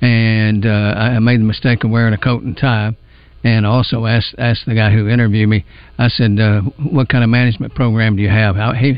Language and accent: English; Helena, Arkansas, United States; also born or lived in Alabama / Birmingham, Alabama; I was born in Alabama, moved to Helena when I was four.